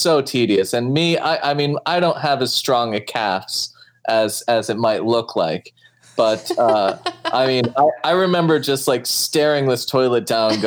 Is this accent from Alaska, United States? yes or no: yes; Fairbanks, Alaska, United States; first language English; moved away as an adult; also born or lived in Boston; I grew up for up till 10 years old, I was in Fairbanks, Alaska.